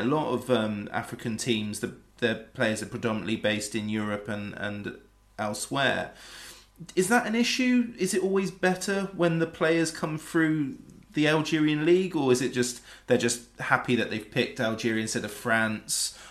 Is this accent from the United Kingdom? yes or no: yes; England, United Kingdom; as an Englishman